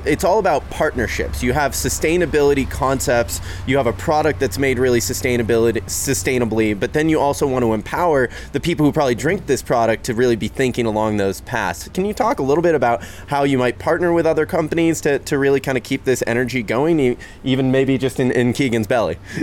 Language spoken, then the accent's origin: English; Seattle, Washington, United States; a third generation Seattleite